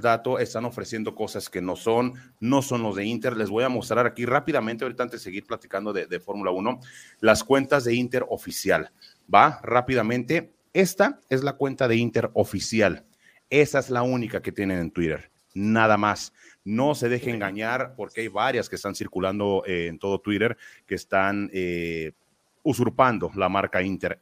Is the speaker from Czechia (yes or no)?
no; Mexico; Contento como mexicano